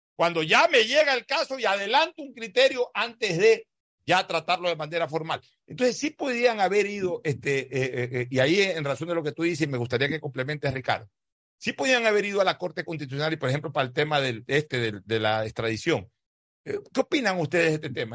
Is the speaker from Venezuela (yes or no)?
no; Ecuador; somos 100 millones de ecuatorianos